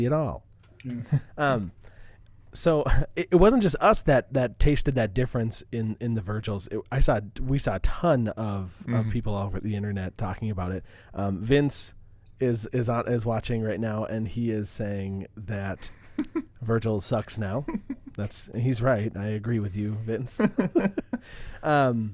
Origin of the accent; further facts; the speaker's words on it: United States; we grew up on the Mississippi River